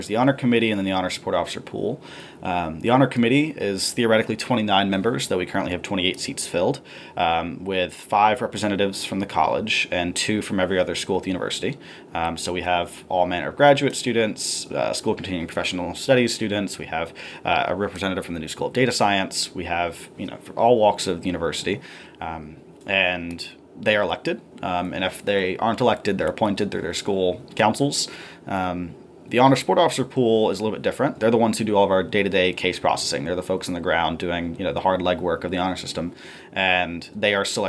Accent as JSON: {"language": "English", "town": "Columbus", "region": "Georgia", "country": "United States", "said": "Yeah, so I'm from a town in kind of southwest Georgia called Columbus. It's right on the border with Alabama, about 5 minutes from the Phoenix City, Alabama."}